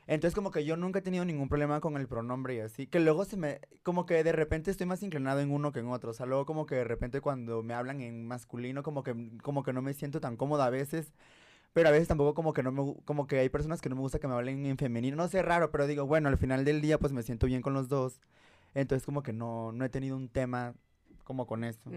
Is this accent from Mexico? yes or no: yes; Tabasco, Mexico; moved away as an adult; now in Mexico City, Mexico; nací en Tabasco, o sea, crecí allá, toda la universidad